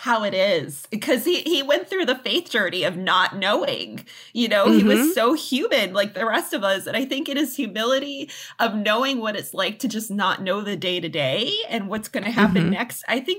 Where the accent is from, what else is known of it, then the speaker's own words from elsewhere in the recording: Massachusetts, United States; now in Los Angeles, United States; You know, I'm originally from Massachusetts, from your neck of the woods. Yeah. And I really felt called to come out here.